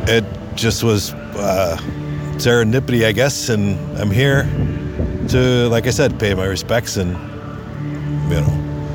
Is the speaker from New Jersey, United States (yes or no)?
no; Minnesota, United States; also born or lived in south of Spain; now in Spain; I'm from Minnesota originally, but I live in Spain, in the south of Spain.